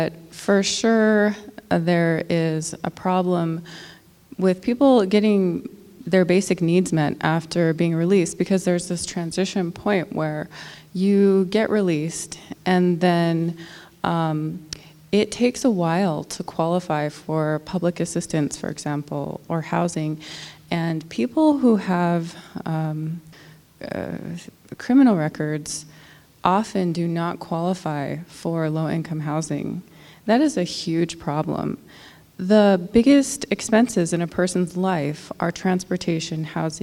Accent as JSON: {"language": "English", "town": "Nome", "region": "Alaska", "country": "United States", "said": "I'm from Nome"}